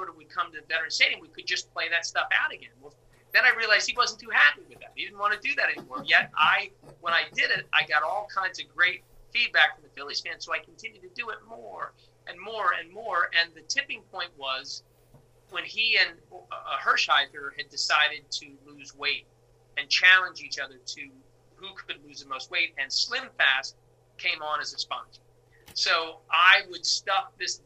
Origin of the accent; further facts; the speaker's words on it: Philadelphia, Pennsylvania, United States; as Philadelphia people with our insecurities on our sleeve